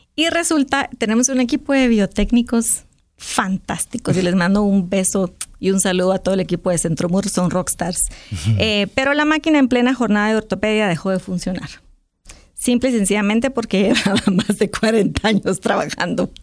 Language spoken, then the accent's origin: Spanish; Guatemala; a uno como guatemalteco